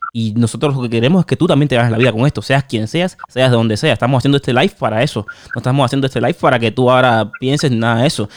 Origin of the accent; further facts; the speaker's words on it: Cuba; moved away; yo tengo a mi mamá en Cuba y me fui de Cuba